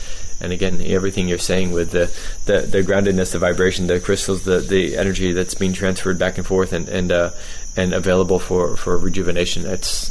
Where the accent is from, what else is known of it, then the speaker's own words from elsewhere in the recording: United States; moved away; as an American